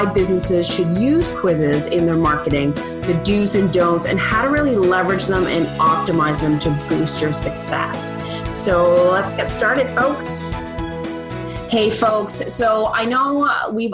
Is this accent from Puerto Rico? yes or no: no; Canada; I'm a Canadian